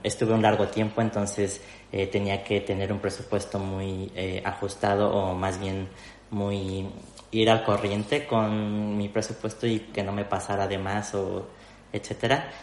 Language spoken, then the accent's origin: Spanish; Mexico City, Mexico; moved away as an adult; now in Spain; yo soy de la Ciudad de México, que es la capital de México